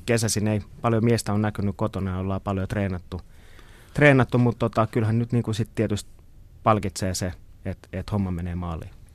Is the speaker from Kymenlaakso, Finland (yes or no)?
yes; Kotka, Kymenlaakso, Finland; mä oon syntynyt Kotkassa meren äärellä ja se on ollut osa mun niin kuin identiteetti ihan pienestä pitäen